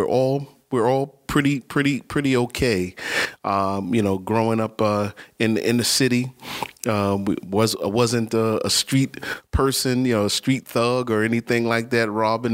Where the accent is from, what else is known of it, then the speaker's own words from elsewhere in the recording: New York City, New York, United States; I was born and raised in New York City. I'm a native New Yorker. I lived in Manhattan, the Lower East Side